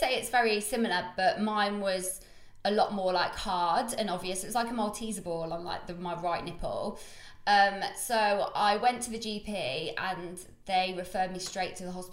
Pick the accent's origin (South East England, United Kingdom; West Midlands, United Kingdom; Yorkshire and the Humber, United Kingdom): West Midlands, United Kingdom; Coventry; moved away as an adult; now in London, United Kingdom; I'm not going to come back to Cov for a while.